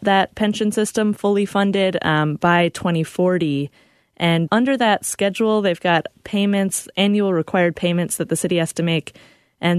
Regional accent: Baltimore, Maryland, United States; moved away; my hometown of Baltimore

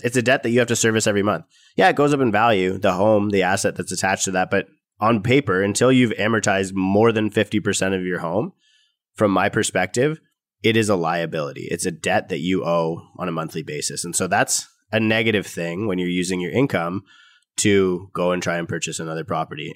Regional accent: Canada; as a Canadian

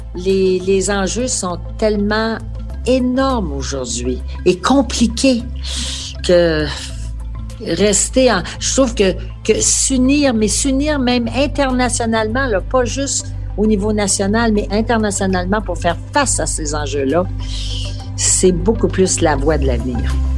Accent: Quebec, Canada; nous sommes québécois et nous sommes fiers de l'être

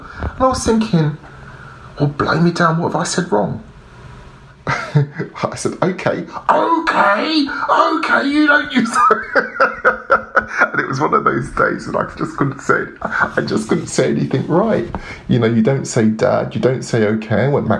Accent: London, United Kingdom; accent: South London; but I'm a Londoner. When I'm not speaking very slowly, I used to speak very fast with a very strong South London accent, because that's me. I grew up in social housing.

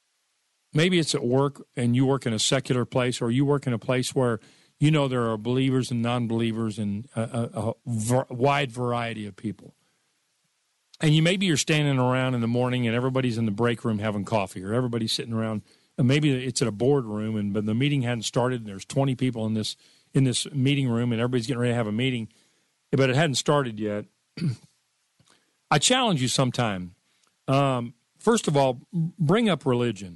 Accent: Dallas, Texas, United States; I grew up in America. I grew up in Dallas, Texas.

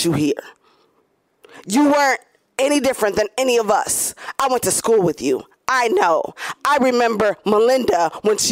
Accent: Grand Rapids, Michigan, United States; I grew up in Grand Rapids

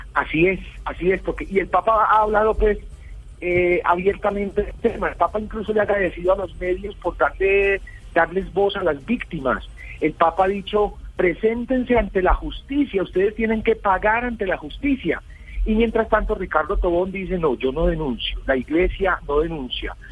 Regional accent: Medellín, Antioquia, Colombia; Yo soy de Medellín

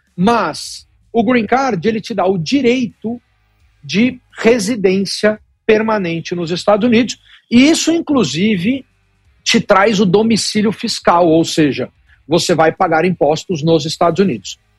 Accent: Brazil; now in United States; nós somos brasileiros

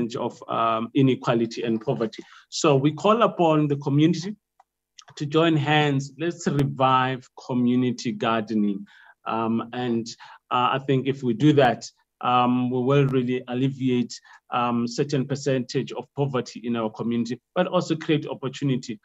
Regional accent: Limpopo, South Africa; moved away; I'm from Limpopo

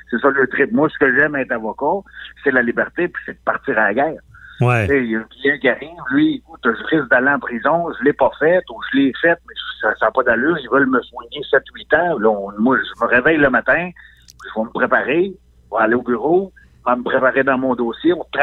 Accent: Quebec, Canada; moved away; je suis parti de la Côte-Nord, moi, en 98.

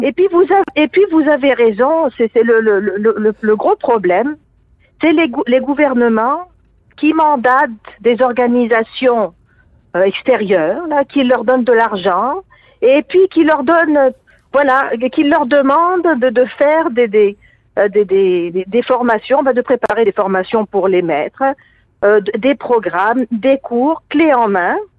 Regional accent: Tunisia; now in Quebec, Canada; je suis d'origine tunisienne

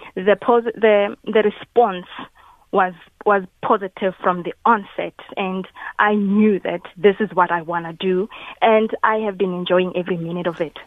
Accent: KwaNdebele, Mpumalanga, South Africa; originally, I'm from Mpumalanga

